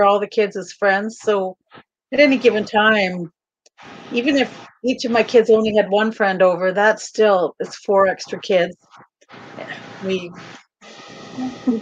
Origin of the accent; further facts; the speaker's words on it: Kamloops, British Columbia, Canada; also born or lived in Calgary; we moved from Calgary back to Kamloops, which is where I'm from.